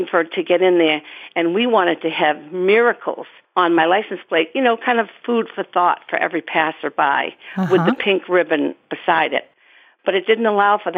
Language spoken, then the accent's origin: English; South Shore of Massachusetts, United States; I grew up on the South Shore of Massachusetts, three houses up from the beach